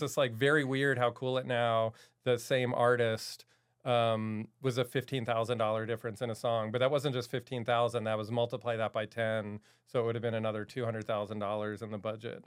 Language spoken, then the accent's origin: English; Maryland, United States; moved away as an adult; also born or lived in New York; I grew up in Maryland.